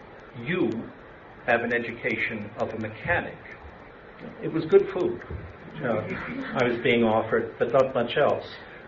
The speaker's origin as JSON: {"language": "English", "country": "United States"}